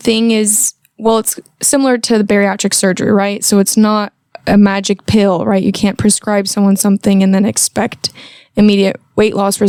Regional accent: Bay Area, California, United States; moved away as an adult; also born or lived in Darmstadt, Germany / Hungary (ancestry); now in Idaho, United States; I've been with Idaho BMI now for about a year and a half. I'm originally from the Bay Area, California, but I moved to Idaho to attend the University of Idaho

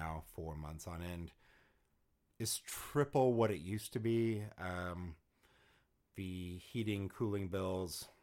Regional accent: Los Angeles, California, United States; moved away; I'm from Los Angeles

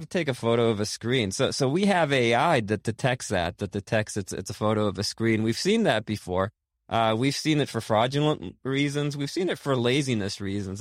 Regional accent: Boston, Massachusetts, United States; I grew up in, uh, in Boston, actually, in Rosendale

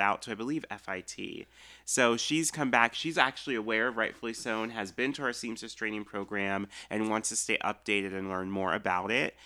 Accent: Olathe, Kansas, United States; I grew up in Olathe, so we're still on the Missouri side, but we can almost spit to Kansas

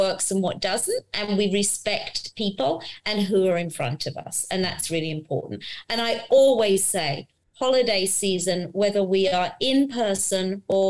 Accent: United Kingdom; now in United States; me being British, but in America

